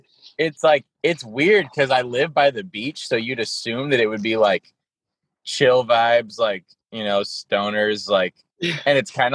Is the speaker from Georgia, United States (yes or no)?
no; Orange County, California, United States; I'm a skater. I'm from Orange County, sadly, Orange County, California.